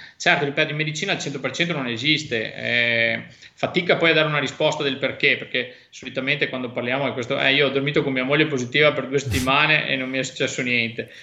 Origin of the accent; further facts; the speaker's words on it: Belluno, Veneto, Italy; per la mia terra, sai quanto sono legato a Belluno